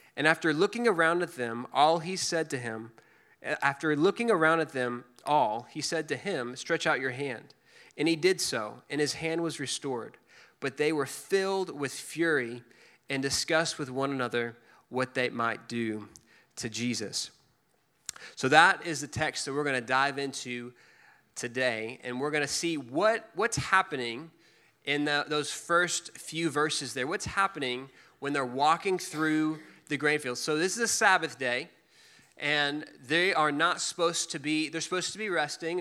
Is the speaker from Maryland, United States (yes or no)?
no; Dallas, Texas, United States; also born or lived in Waco, Texas; I grew up in Dallas, but I went to school in Waco at Baylor and lived there for four years after